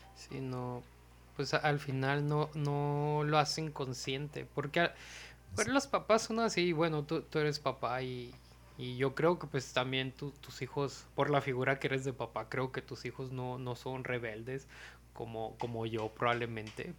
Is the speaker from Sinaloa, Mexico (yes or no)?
yes; Mazatlán, Sinaloa, Mexico; moved away; me vine a Mazatlán acá a estar con mis papás un tiempo